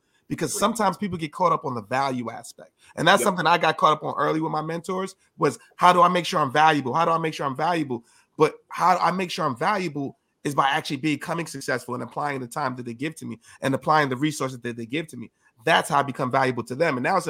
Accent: New York City, New York, United States; from the Bronx and I got two kids

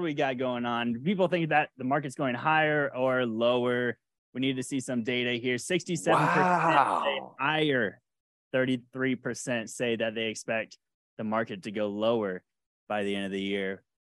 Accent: Jacksonville, Florida, United States; That was from my childhood growing up. 100. I grew up in Duval.

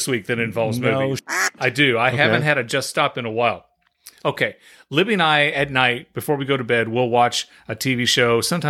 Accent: Ireland; Guess maybe it's because I'm Irish.

